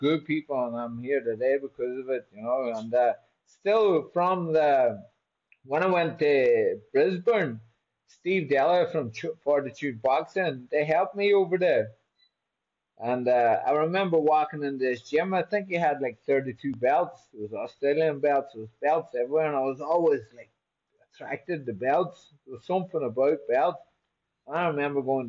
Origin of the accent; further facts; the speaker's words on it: Buncrana, Ulster, Ireland; moved away as an adult; I'm in a place called Buncrana, County Donegal, in Ireland.